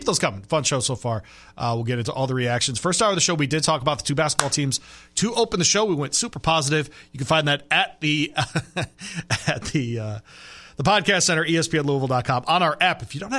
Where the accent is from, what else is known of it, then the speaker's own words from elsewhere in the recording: Michigan, United States; I'm a guy from Michigan. I went to Michigan State.